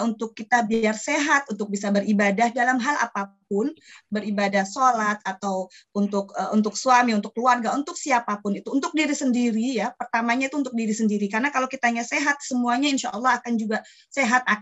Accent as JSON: {"language": "Indonesian", "town": "Jepara", "region": "Central Java", "country": "Indonesia", "also_born_or_lived": "Bandung", "said": "Saya asli Jepara."}